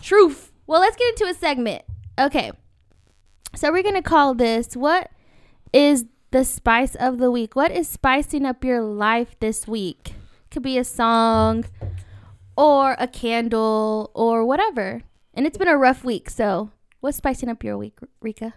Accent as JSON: {"language": "English", "town": "Irvine", "region": "California", "country": "United States", "tie": "born or raised there", "said": "I grew up in Irvine all my life"}